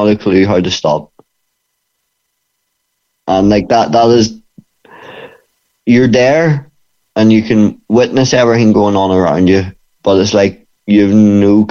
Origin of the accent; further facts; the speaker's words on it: Bangor, Northern Ireland, United Kingdom; it's in my hometown, and it's the only gym in Bangor for MMA